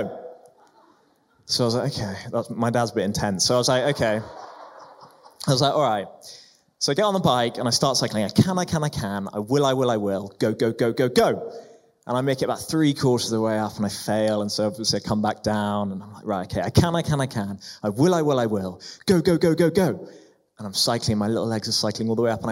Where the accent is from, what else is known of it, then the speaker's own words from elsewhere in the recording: Prague, Czechia; I grew up in Prague